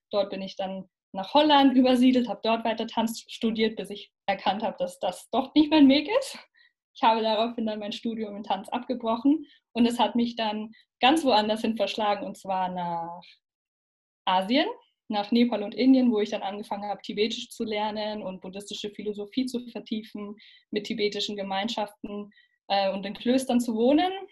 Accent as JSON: {"language": "German", "country": "Italy", "tie": "born or raised there", "moved": "as an adult", "lives_now": "Berlin, Germany", "said": "Ich bin in Italien aufgewachsen, als kleines Mädchen mit meiner Mutter nach Italien gezogen. Dort habe ich bin ich in den Alpen sozusagen aufgewachsen."}